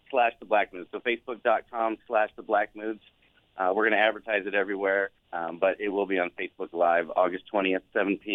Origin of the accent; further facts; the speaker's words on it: Southwest Missouri, United States; I grew up in Southwest Missouri.